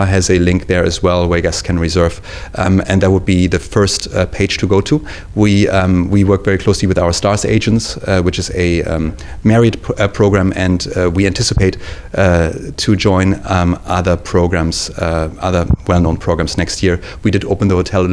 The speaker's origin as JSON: {"language": "English", "country": "Germany", "also_born_or_lived": "Maldives / Singapore / Japan", "moved": "as an adult", "lives_now": "New York City, United States", "said": "I'm from Germany originally."}